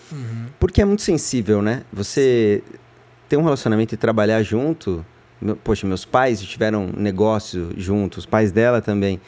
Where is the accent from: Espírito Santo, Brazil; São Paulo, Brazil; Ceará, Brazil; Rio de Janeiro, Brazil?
São Paulo, Brazil; sou de São Paulo, da freguesia do Ó